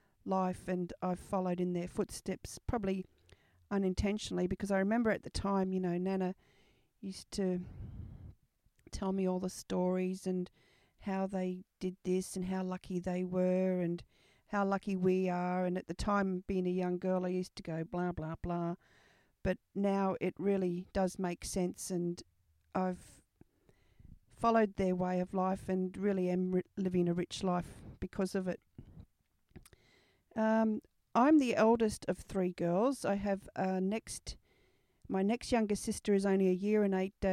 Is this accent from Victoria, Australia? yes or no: no; Brisbane, Queensland, Australia; I was born in Brisbane, here in Queensland, Australia, at the Royal Brisbane Hospital